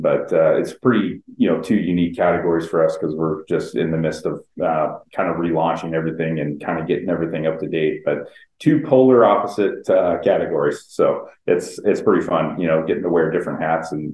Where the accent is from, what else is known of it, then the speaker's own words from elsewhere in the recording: San Diego, California, United States; I was born and raised in San Diego.